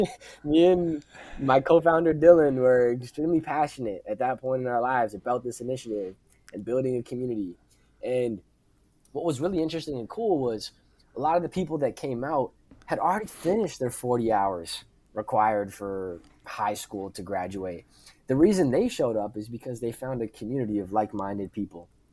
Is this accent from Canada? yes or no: yes; Pickering, Ontario, Canada; in my hometown of Pickering, Ontario, in Canada